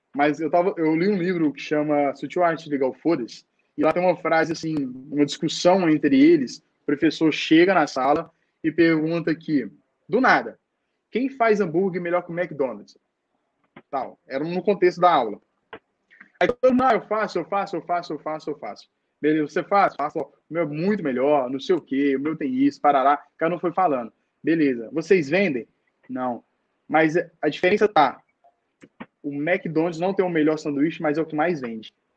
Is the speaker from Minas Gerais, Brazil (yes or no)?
yes; Nova Serrana, Minas Gerais, Brazil; saí lá de Novo Serrano, vim para BH